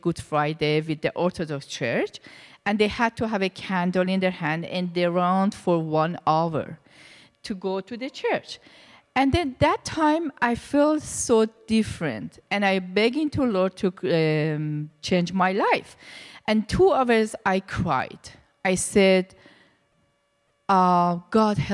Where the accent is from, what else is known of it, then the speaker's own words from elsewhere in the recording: Iran; English is a second language; moved away as an adult; also born or lived in India; now in Canada; I was born in Iran, and my background was Muslim, very strict Muslim. I was in Iran, and I was in the religious school for 12 years